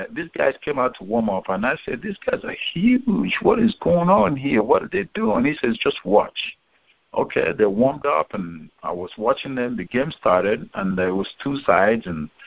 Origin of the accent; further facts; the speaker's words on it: Nigeria; moved away as an adult; now in United States; I grew up in Nigeria and went through high school in Nigeria